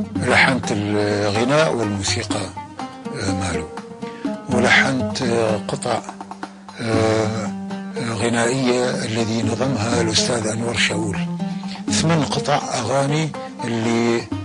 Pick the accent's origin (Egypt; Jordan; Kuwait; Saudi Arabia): Kuwait; moved away; also born or lived in Iraq; أنا ولدت بالكويت ونشأت في الكويت